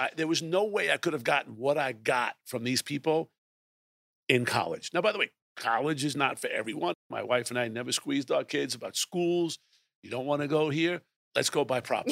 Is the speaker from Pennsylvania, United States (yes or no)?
no; Brooklyn, New York, United States; I was born in Brooklyn, New York.